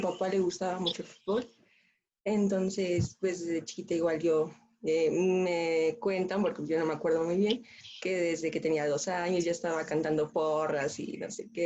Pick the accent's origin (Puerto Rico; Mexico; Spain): Mexico; Mexico City; soy de la Ciudad de México